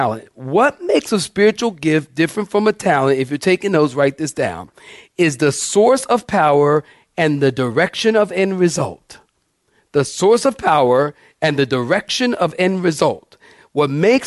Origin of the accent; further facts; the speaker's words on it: Philadelphia, Pennsylvania, United States; moved away; I'm from Philly